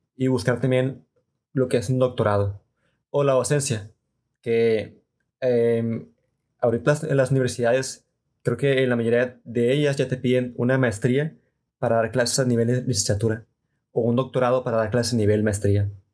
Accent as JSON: {"language": "Spanish", "country": "Mexico", "said": "como mexicanos y tal vez como latinoamericanos"}